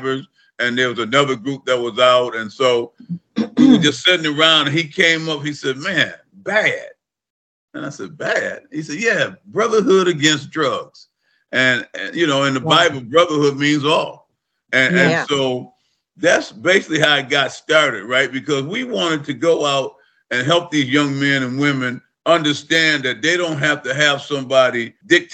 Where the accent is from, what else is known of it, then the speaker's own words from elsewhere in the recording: Lansing, Michigan, United States; I grew up in Lansing, Michigan